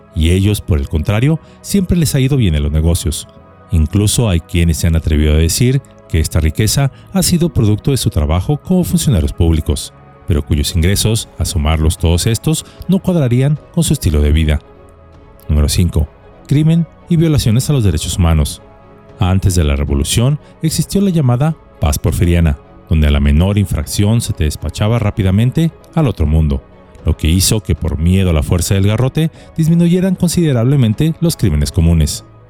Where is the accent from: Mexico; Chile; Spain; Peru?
Mexico